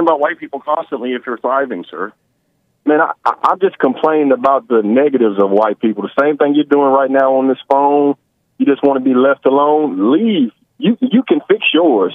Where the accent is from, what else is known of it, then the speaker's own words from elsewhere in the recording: United States; now in Kentucky, United States; I'm from America.